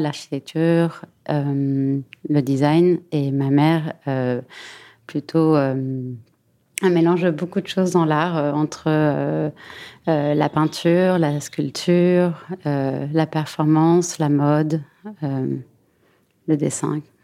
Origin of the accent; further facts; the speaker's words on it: Buenos Aires, Argentina; moved away as an adult; now in Paris, France; J'ai grandi entre Paris et Buenos Aires. Je suis née à Paris et je suis partie à Buenos Aires quand j'avais 10 ans.